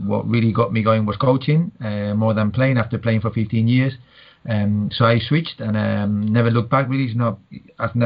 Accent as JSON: {"language": "English", "town": "Madrid", "region": "Community of Madrid", "country": "Spain", "tie": "born or raised there", "moved": "as an adult", "lives_now": "United Kingdom", "said": "born and bred in Spain, in Madrid, but moved to the UK back in 99."}